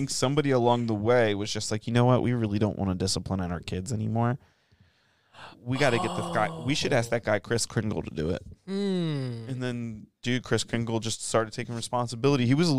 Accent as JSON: {"language": "English", "country": "United States", "said": "my American flag is clearly on my banner"}